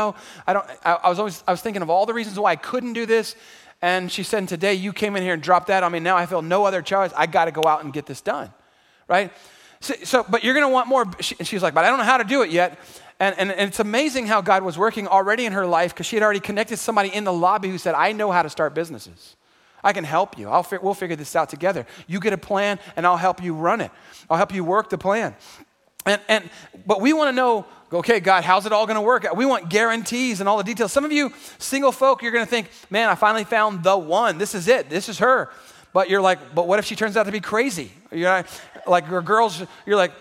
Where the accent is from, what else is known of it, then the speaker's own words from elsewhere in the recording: San Antonio, Texas, United States; also born or lived in Houston, Texas; drew me back home to San Antonio. I'm from San Antonio. I was born here.